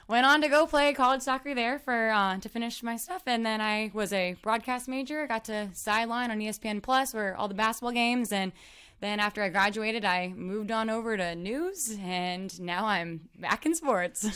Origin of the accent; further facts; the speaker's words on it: Waterloo, Illinois, United States; I'm from Waterloo, Illinois, which is a small little town outside of Saint Louis, so I grew up playing soccer